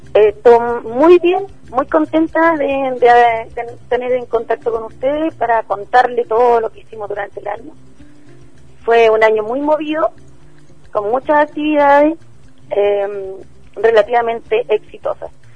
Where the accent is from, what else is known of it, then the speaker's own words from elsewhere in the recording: Santiago, Santiago Metropolitan Region, Chile; somos de Ferronavia